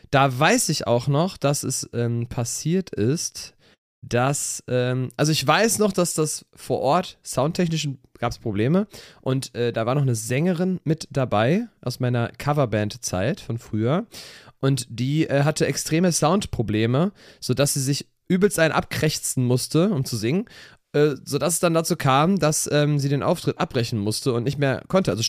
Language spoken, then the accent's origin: German; Cologne, North Rhine-Westphalia, Germany; wir kommen nicht aus Erkelenz, wir sind natürlich alle Kölner.